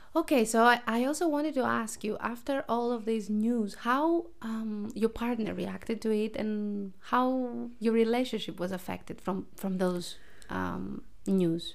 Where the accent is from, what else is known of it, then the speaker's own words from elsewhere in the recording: Greece; growing up in Greece